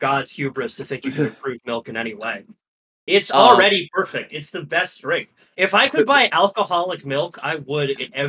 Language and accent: English; Midwest, United States; now in Boston, United States; I've obviously lived most of my life in Boston, but I am originally from the Midwest, and so I also have a strong respect and occasional fear of milk.